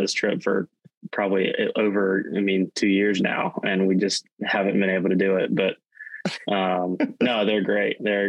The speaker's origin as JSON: {"language": "English", "town": "Hickory", "region": "North Carolina", "country": "United States", "tie": "born or raised there", "said": "growing up in Hickory"}